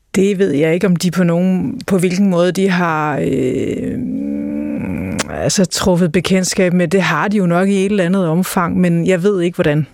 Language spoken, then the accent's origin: Danish; Greenland; hjemme i Grønland